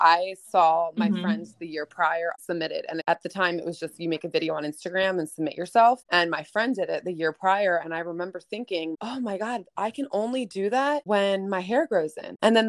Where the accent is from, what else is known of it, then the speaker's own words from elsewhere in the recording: East Coast, United States; I'm from the East Coast, but I stayed with my friend